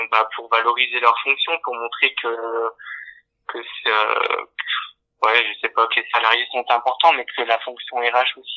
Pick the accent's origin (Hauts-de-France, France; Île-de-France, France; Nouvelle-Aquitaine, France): Hauts-de-France, France; Dunkirk; je venais de Dunkerque